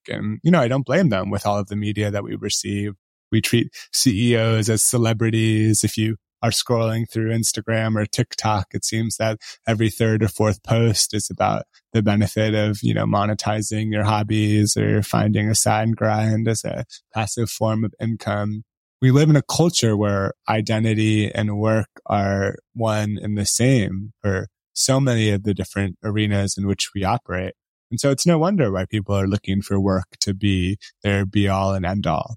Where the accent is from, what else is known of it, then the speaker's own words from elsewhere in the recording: Bay Area, California, United States; I grew up in the Bay Area